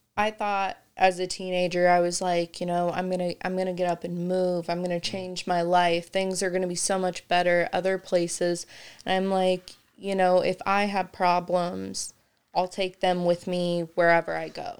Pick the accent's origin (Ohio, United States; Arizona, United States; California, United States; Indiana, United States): Indiana, United States; Kokomo; I grew up in Kokomo